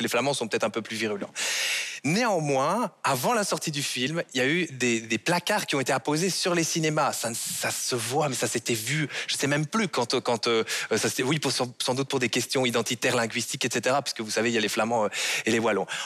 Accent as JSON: {"language": "French", "country": "Belgium", "said": "en tant que Belge, en tant que Belge francophone"}